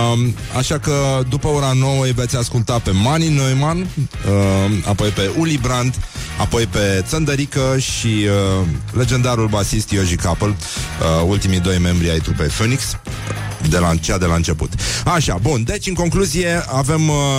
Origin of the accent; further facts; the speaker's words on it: Brăila, Brăila County, Romania; eu sunt din Brăila